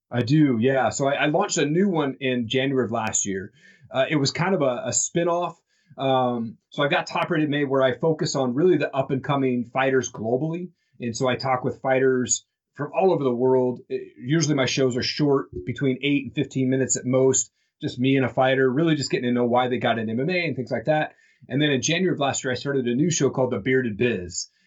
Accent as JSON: {"language": "English", "region": "Eastern Washington", "country": "United States", "tie": "born or raised there", "said": "all these people that I was connected to from Eastern Washington as growing up"}